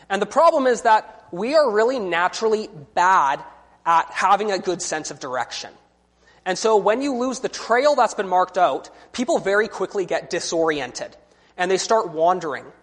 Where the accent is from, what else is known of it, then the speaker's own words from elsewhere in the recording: British Columbia, Canada; I'm from British Columbia. And one of the wonderful things about being from British Columbia is that we have all these wonderful mountains and forests to hike.